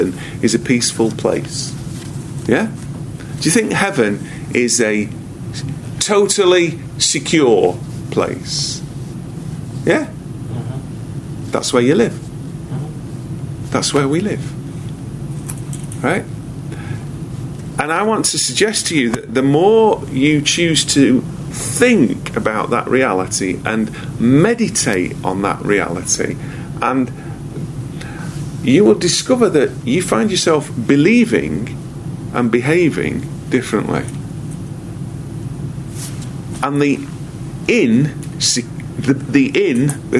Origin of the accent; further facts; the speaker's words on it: United Kingdom; I am a citizen of GBR, Great Britain. I am a British citizen.